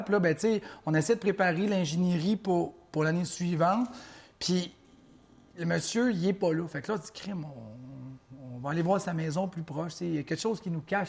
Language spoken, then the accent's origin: French; Mauricie, Quebec, Canada; je viens de la Mauricie comme toi